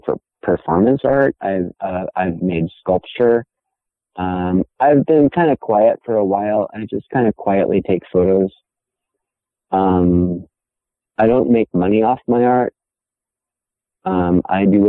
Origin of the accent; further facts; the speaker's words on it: Santa Cruz, California, United States; also born or lived in New York City; I graduated from high school in Santa Cruz, California, but I was born in New York City